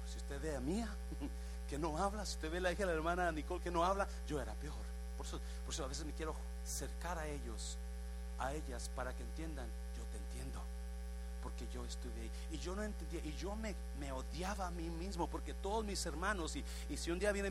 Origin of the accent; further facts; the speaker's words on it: Guadalajara, Jalisco, Mexico; Y tu padre huyó, lo llevaron para Guadalajara, nosotros somos de Guadalajara